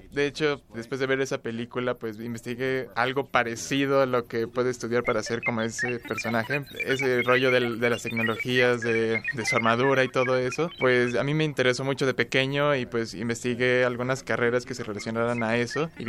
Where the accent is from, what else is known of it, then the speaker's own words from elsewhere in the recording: Mexico City, Mexico; born there; Nací en la Ciudad de México hace 29 años.